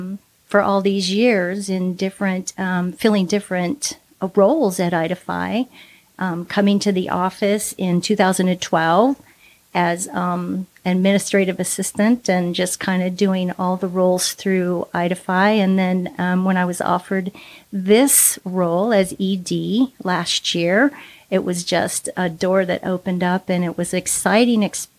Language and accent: English; California, United States; moved away as an adult; So I grew up mostly in Southern California, and I moved here about 20 years ago with my family to raise our kids in the beautiful Northwest.